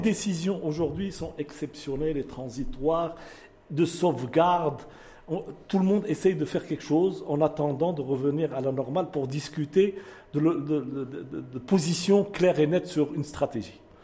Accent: Morocco; Nous sommes des Marocains, nous pensons au Maroc.

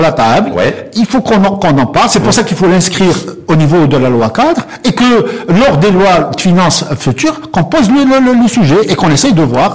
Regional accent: Morocco; en tant que Marocain

